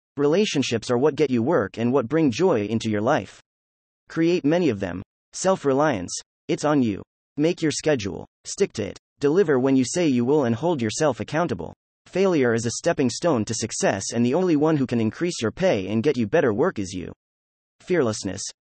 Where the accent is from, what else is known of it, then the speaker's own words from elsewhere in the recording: United States; I'm from the States